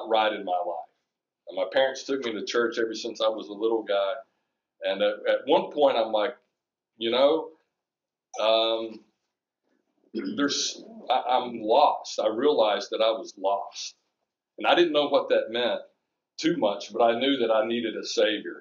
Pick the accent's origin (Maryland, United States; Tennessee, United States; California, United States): Tennessee, United States; just south of Chattanooga; moved away; I grew up just south of Chattanooga, Tennessee on a dirt farm.